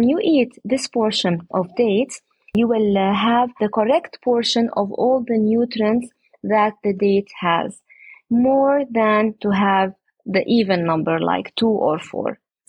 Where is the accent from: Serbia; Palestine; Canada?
Palestine; Jerusalem; I come from Jerusalem, but my project and our date plantation is at Oja, nearby Jericho.